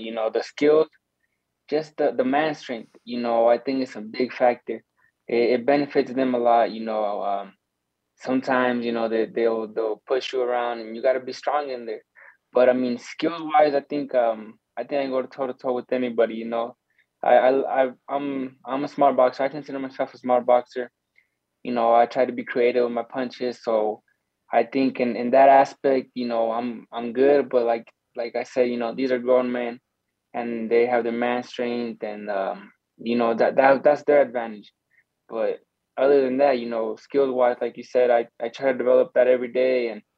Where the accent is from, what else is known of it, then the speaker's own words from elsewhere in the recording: Arizona, United States; we're from Arizona